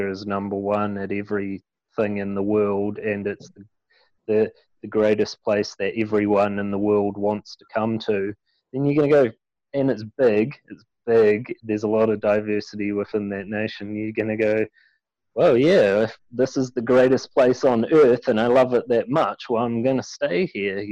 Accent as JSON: {"language": "English", "country": "New Zealand", "said": "I'm from New Zealand and a beekeeper"}